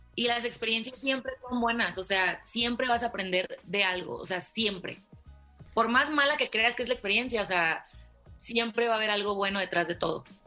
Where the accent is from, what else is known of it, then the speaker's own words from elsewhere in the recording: Ciudad Obregón, Sonora, Mexico; now in Mexico City, Mexico; vivía en Obregón, Sonora, que es de donde soy